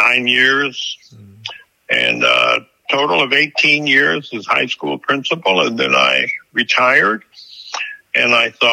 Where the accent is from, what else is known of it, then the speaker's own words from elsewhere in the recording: Lorenz, Iowa, United States; now in Texas, United States; Back in 1940, I was born and raised in a little town in northern Iowa called Lorenz, Iowa.